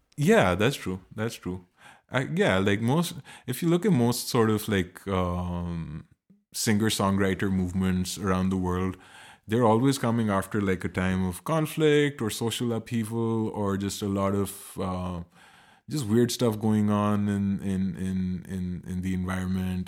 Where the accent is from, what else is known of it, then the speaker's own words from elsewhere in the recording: Pakistan; now in Berlin, Germany; I come from Pakistan and I live in Berlin